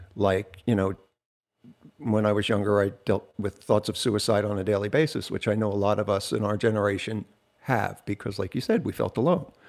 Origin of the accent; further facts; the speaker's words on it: Jersey Shore, New Jersey, United States; I'm from the Jersey Shore